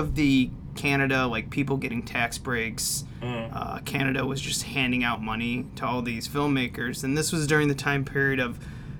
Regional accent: Midwest, United States; We're from the Midwest.

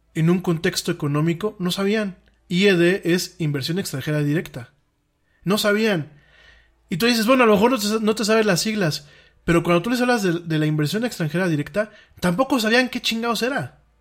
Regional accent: Mexico; aquí en mi país

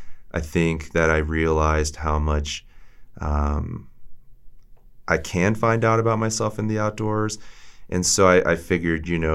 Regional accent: Maryland, United States; moved away as an adult; now in Montana, United States; I grew up outside or in Maryland

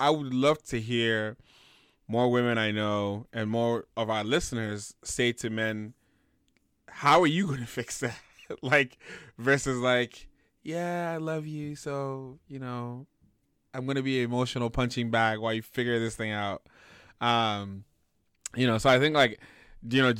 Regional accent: Nigeria; as a Nigerian man

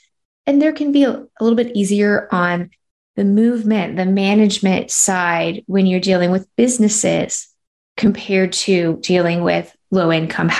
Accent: North Carolina, United States; moved away; I'm from North Carolina

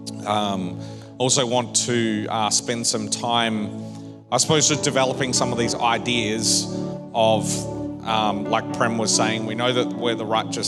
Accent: Perth, Western Australia, Australia; moved away; I grew up in Perth

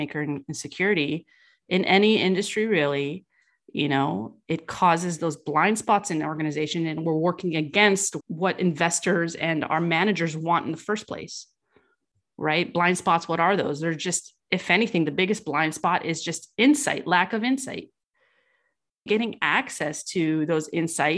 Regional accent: California, United States; I was raised in California

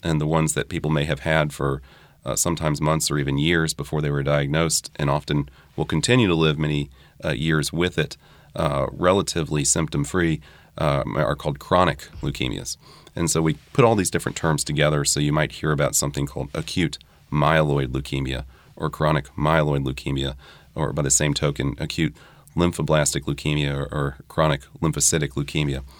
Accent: New Orleans, Louisiana, United States; also born or lived in Durham, North Carolina; I grew up here. I earned my medical degree at L S U in New Orleans

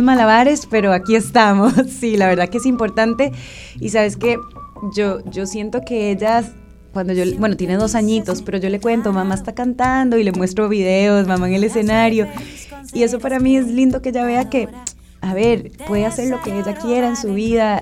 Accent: Costa Rica

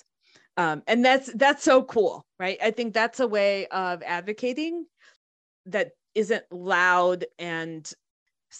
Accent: United States; Kosha and I, growing up in the States, at the time that we did

